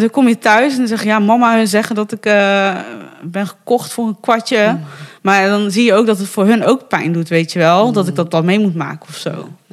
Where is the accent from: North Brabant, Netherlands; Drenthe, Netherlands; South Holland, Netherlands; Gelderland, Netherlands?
North Brabant, Netherlands; Bergen op Zoom; also born or lived in Fortaleza, Brazil / Breda; ik eh, ben in Bergen op Zoom opgegroeid